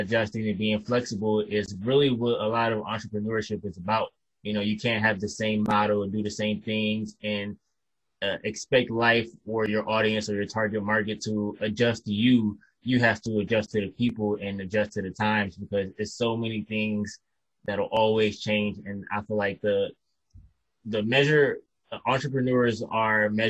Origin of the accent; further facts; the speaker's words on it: Detroit, Michigan, United States; also born or lived in Kalamazoo, Michigan; I'm from Detroit, and I grew up in Detroit pretty much my whole life until about the age of 17 or 18